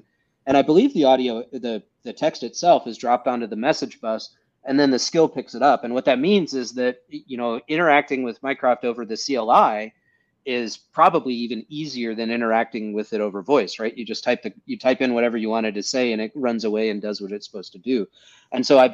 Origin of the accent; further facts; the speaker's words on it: United States; I'm an American